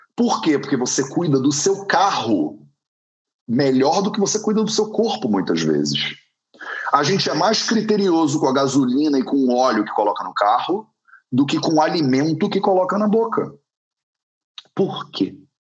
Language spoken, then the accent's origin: Portuguese; Brazil; nós que somos brasileiros